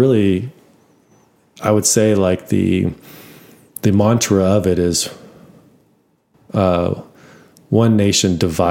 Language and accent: English; United States; we are all from the United States. We're all Americans